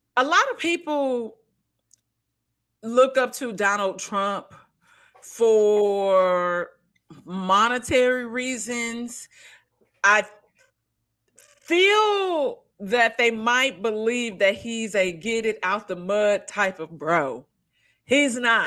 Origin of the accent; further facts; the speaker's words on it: St. Louis, Missouri, United States; accent: country; moved away as an adult; now in Los Angeles, United States; living in Saint Louis, growing up in Saint Louis